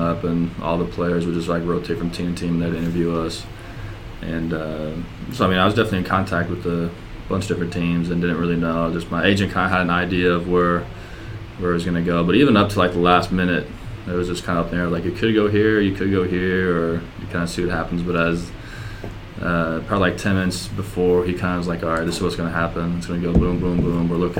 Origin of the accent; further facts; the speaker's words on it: Iowa, United States; also born or lived in Minnesota; I was just born in Minnesota, but I grew up in Iowa